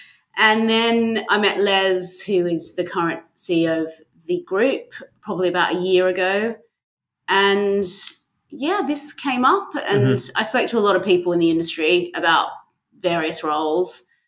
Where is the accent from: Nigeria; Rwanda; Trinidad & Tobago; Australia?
Australia; also born or lived in London; I'm an Aussie, yes.